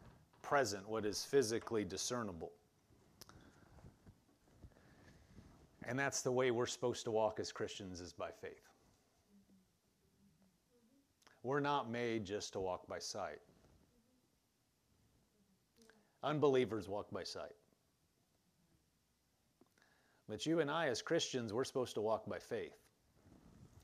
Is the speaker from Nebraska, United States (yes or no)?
yes; eastern Nebraska, United States; moved away; I was from eastern Nebraska, so all Omaha's all the way on the east side.